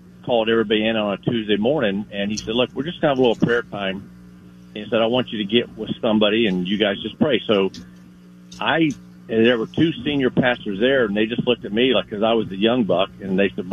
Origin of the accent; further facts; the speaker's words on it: Palmetto, Florida, United States; also born or lived in Tennessee / Orlando, Florida; I was born and raised in Palmetto, Florida